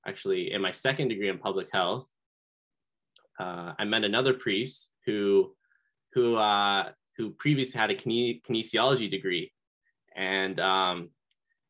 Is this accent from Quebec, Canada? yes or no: no; Seaforth, Ontario, Canada; now in London, Canada; I'm originally from Seaforth, Ontario, which is near Lake Huron. My mom and I moved to London just last year. So I'm getting to know the area in London, but grew up in a small town in Seaforth.